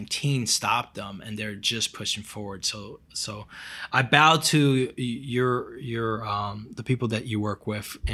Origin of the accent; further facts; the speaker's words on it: Brazil; moved away; I'm from Brazil